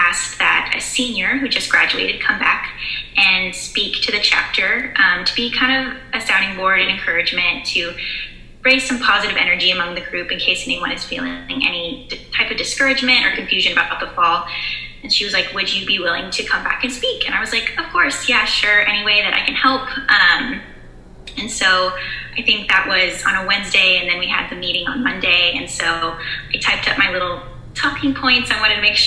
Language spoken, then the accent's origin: English; Dallas, Texas, United States; moved away as an adult; now in Norman, United States; I'm from Dallas and I go to OU in Norman, Oklahoma